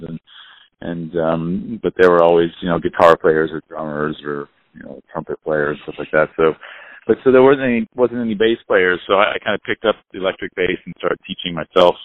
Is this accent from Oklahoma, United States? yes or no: no; Monterey, California, United States; I grew up just down the road